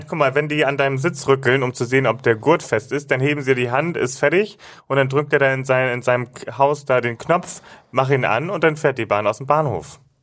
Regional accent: Hamburg, Germany; bei uns, wo ich groß geworden bin, gab es immer nur den Bus. Und das war einfach ein Highlight, wenn ich mit meiner Oma zum Beispiel mit dem Schiff von Finkenwerder aus

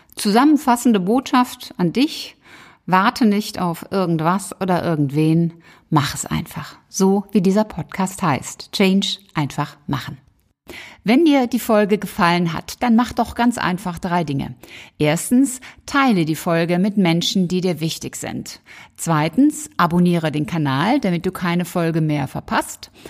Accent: Cologne, North Rhine-Westphalia, Germany; zwei aus meiner Heimat

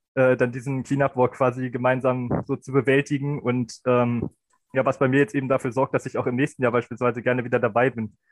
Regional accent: Beierstedt, Lower Saxony, Germany; ich komme aus Bayerstedt, im Landkreis Helmstedt, Niedersachsen.

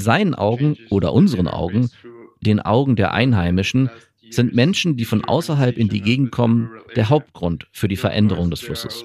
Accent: Xalapa, Veracruz, Mexico; Meine Heimatstadt Jalapa ist sehr reich an Wasser.

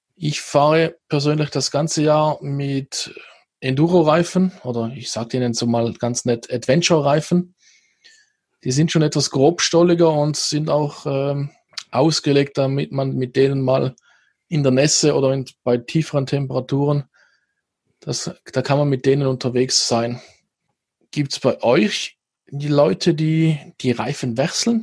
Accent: Switzerland; hier bei uns in der Schweiz

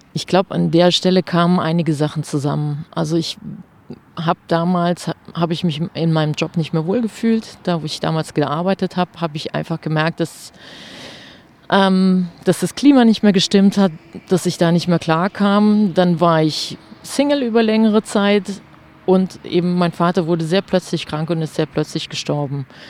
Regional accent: near Trier, Rhineland-Palatinate, Germany; moved away as an adult; also born or lived in Saarbrücken / Stuttgart / Freiburg; nach Trier gezogen. Also ganz in die Nähe meiner Heimat

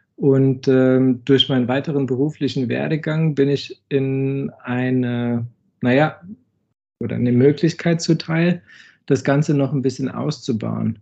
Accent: Düsseldorf, North Rhine-Westphalia, Germany; moved away as an adult; also born or lived in Rosenheim, Germany; now in China; gebürtig aus dem Raum Düsseldorf

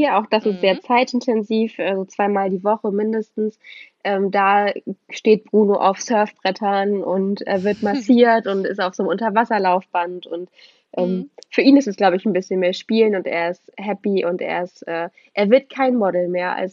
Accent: Kiel, Schleswig-Holstein, Germany; wir kommen aus Kiel und wir haben hier keine Berge. Wir sind weit entfernt davon, Berge zu haben.

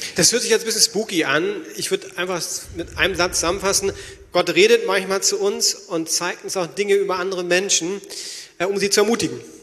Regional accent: Berlin, Germany; als Berliner

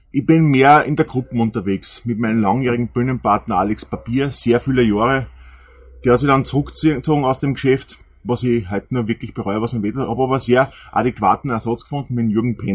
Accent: Austria; weil wir einfach denken, wir sind Österreicher, wir machen den Podcast hauptsächlich für Österreicher. Wir reden so, wie uns der Schnabel gewachsen ist.

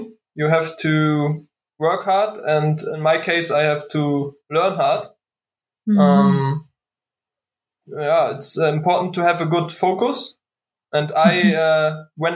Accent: Waren, Mecklenburg-Vorpommern, Germany; English is a second language; now in Berlin, Germany; love from Waren, Müritz, my hometown.

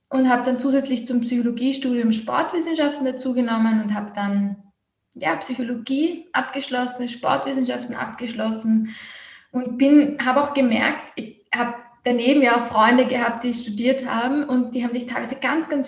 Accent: Vienna, Austria; Also ich bin aus Wien Österreich

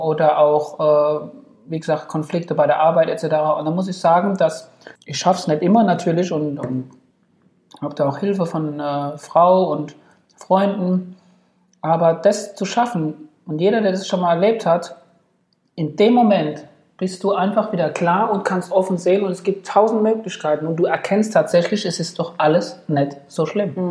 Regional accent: Ludwigshafen, Rhineland-Palatinate, Germany; also born or lived in Frankfurt / Bad Nauheim; Ludwigshafen ist jetzt sicherlich nicht die schönste Stadt, aber es ist meine Heimat

